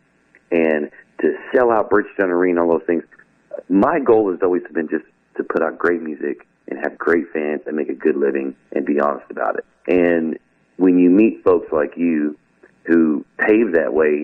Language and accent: English; Arkansas, United States; our show this weekend in Arkansas, which is what I consider my hometown show